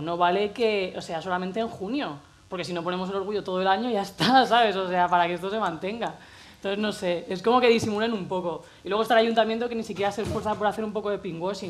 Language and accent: Spanish; Cartagena, Region of Murcia, Spain; moved away as an adult; now in Madrid, Spain; nací en Cartagena, Murcia, a los 18 me vine aquí